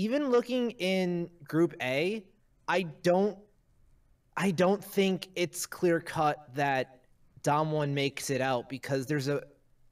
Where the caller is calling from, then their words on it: upstate New York, United States; I'm calling from upstate New York